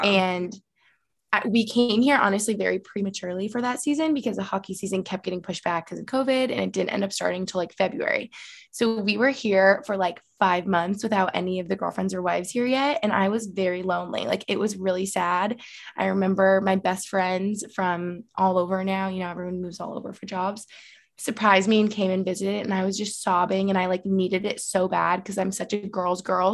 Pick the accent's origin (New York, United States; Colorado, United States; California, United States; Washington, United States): New York, United States; Albany; moved away as an adult; now in Allentown, United States; I'm from Albany, New York